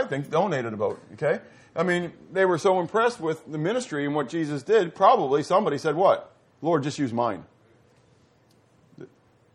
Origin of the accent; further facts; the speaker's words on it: Pittsburgh, Pennsylvania, United States; moved away; also born or lived in the American South; I'm from Pittsburgh